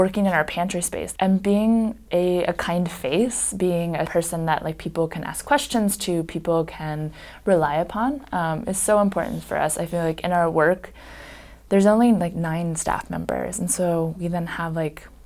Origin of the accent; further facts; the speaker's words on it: Bloomington, Indiana, United States; I've grew up here.